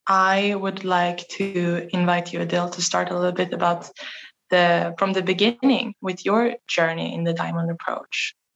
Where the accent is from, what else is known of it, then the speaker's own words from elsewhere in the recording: Sweden; I'm from Sweden.